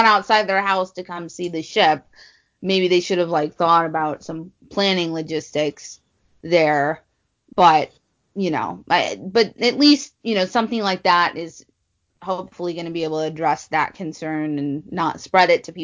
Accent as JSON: {"language": "English", "region": "Midwest", "country": "United States", "said": "I'm from the Midwest"}